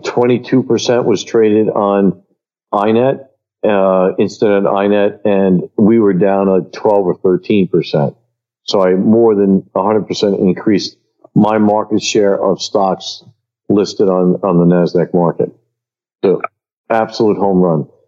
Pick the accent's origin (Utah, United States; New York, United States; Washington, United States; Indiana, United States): New York, United States; New York City; I was born in Queens